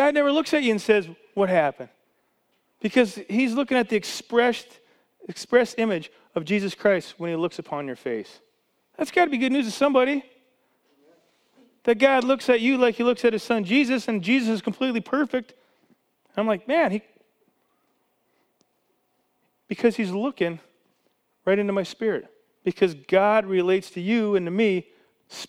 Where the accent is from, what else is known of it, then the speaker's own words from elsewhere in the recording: Canada; now in United States; I was born in Canada. I was a Canadian citizen my whole life.